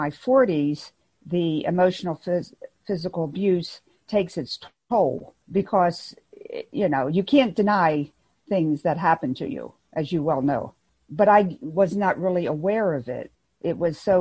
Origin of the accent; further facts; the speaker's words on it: Baltimore, Maryland, United States; now in North Carolina, United States; I grew up in Baltimore, Maryland